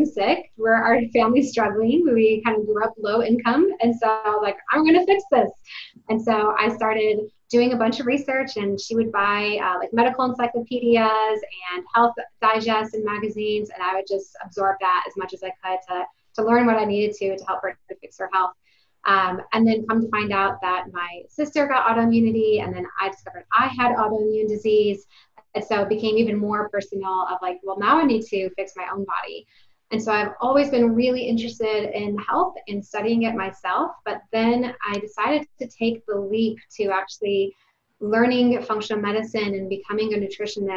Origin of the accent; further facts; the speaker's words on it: Detroit, Michigan, United States; now in Texas, United States; I'm from Detroit, Michigan. I'm not a Texas native